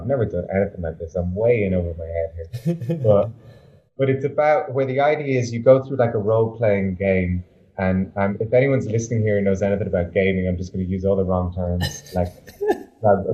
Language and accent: English; Ireland; moved away as an adult; now in Berlin, Germany; I grew up in a little village in Ireland, tiny little village, 1,000 people, 3 pubs.